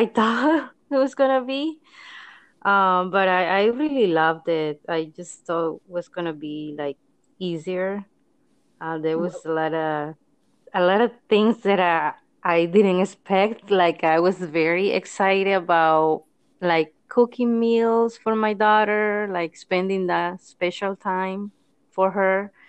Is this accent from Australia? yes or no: no; Colombia; moved away as an adult; now in United States; I'm from Colombia, and I've been living here in the States like for 13 years